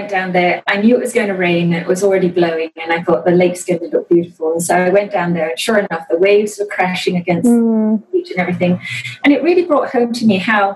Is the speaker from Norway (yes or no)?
no; Kuala Lumpur, Malaysia; also born or lived in Singapore / London / Ann Arbor, Michigan; now in Chicago, United States; I was born in Singapore, I grew up in Kuala Lumpur, I went to school in London